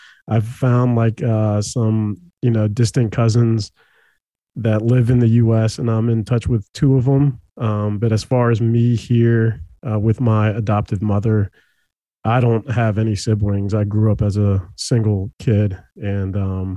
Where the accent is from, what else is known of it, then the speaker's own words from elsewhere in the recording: El Salvador; now in Herndon, United States; I was born in El Salvador